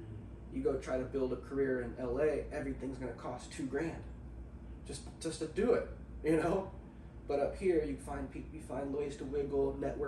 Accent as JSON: {"language": "English", "town": "Grants Pass", "region": "Oregon", "country": "United States", "tie": "born or raised there", "lives_now": "Portland, United States", "said": "being in front of my hometown, Grants Pass"}